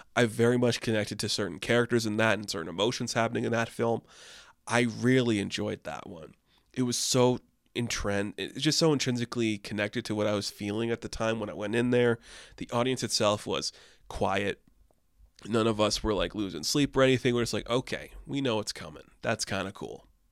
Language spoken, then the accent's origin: English; Canada; I had landmark in my hometown where I grew up